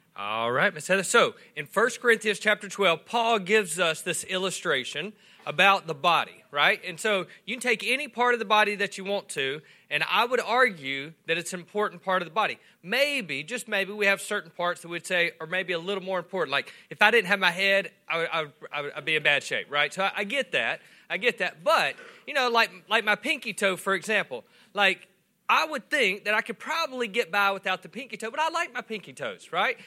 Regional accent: Swartz, Louisiana, United States; also born or lived in West Monroe, Louisiana / Calhoun, Louisiana; I grew up in Swartz

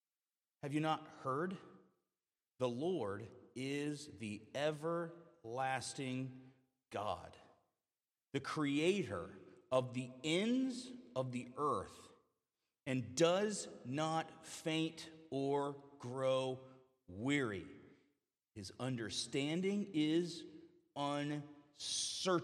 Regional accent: Western North Carolina, United States; I'm from Western North Carolina, near the mountain roads

